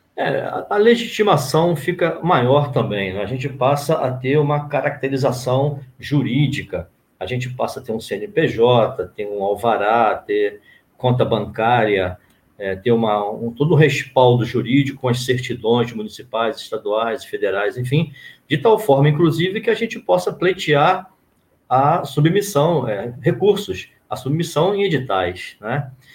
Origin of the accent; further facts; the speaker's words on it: São Gonçalo, Rio de Janeiro, Brazil; nasci no Alcântara. Uma alegria de ter crescido ali no Alcântara, no Jardim Alcântara